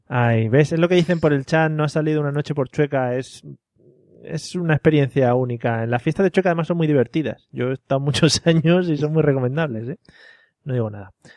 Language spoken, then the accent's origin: Spanish; Community of Madrid, Spain; los de Madrid siempre llevamos